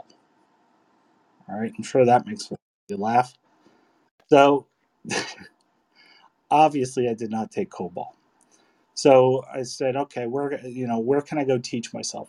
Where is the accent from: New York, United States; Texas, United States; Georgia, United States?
New York, United States; New York City; I grew up in Sunset Park in good old Brooklyn